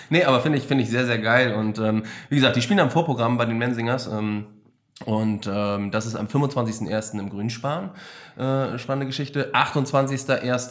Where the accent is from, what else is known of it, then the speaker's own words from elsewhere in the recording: Germany; als Deutscher